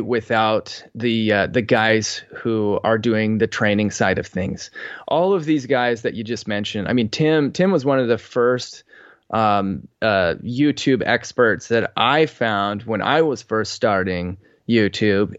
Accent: Boise, Idaho, United States; moved away; I grew up in Boise, Idaho

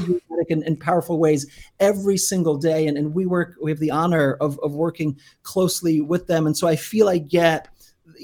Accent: Kyiv, Ukraine; now in United States; was born in Kyiv, and so I'm Ukrainian. And we, you know, came to America almost 30 years ago now

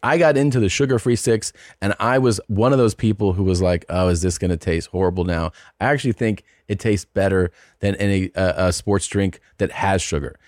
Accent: Cincinnati, Ohio, United States; moved away; my hometown of Cincinnati

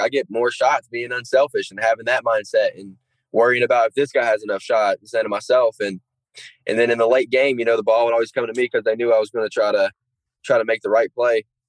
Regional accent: Gate City, Virginia, United States; moved away; I'm not the kid from Gate City anymore

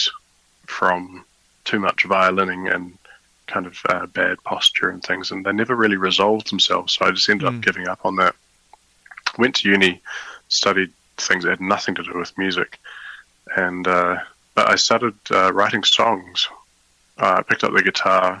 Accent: New Zealand; moved away as an adult; now in The Hague, Netherlands; I was born in New Zealand

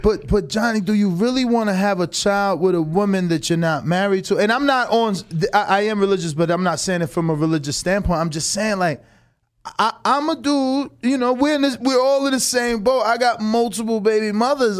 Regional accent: New Jersey, United States; moved away as an adult; also born or lived in Florida; now in Las Vegas, United States; I'm from Jersey. Moved to Florida for one, one year.

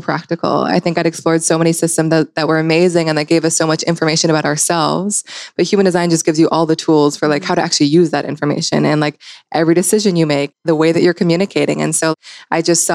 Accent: Seattle, Washington, United States; I grew up in Seattle and outside of Seattle as well

